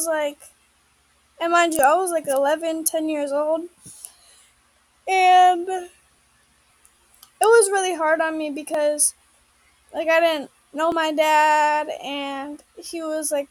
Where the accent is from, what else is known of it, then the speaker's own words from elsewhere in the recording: Indiana, United States; I grew up in Indiana